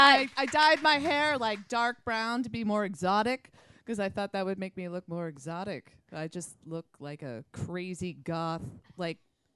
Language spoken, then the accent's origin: English; outside Boston, Massachusetts, United States; now in New York, United States; I grew up outside Boston as well.